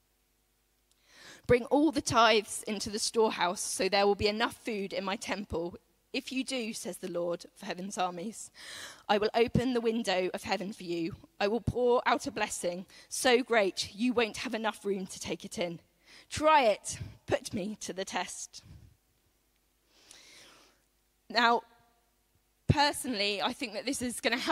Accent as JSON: {"language": "English", "country": "United Kingdom", "said": "as British people"}